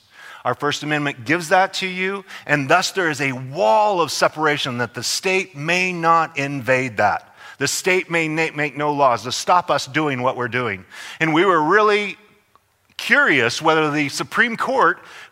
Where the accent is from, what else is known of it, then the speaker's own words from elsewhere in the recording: Idaho, United States; now in California, United States; I'm from Idaho.